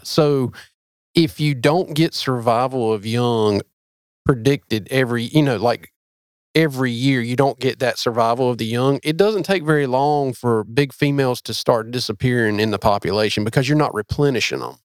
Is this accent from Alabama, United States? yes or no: no; North Carolina, United States; I am from North Carolina, but not from there